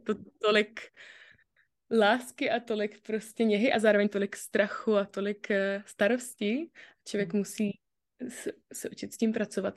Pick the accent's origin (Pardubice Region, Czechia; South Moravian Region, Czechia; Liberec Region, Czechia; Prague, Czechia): South Moravian Region, Czechia; Brno; jsem z Brna